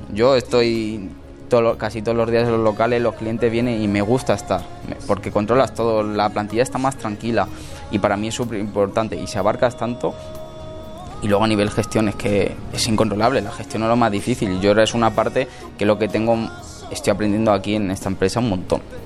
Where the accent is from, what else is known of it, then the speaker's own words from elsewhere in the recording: Villanueva de los Infantes, Castilla-La Mancha, Spain; now in Madrid, Spain; me metí en un, en un restaurante en mi pueblo a trabajar gratis